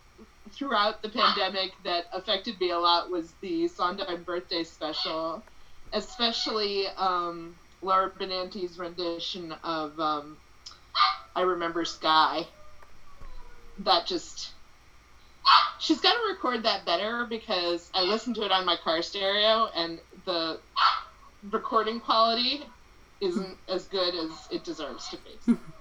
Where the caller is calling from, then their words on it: Bronx, New York, United States; I'm zooming in from the Bronx.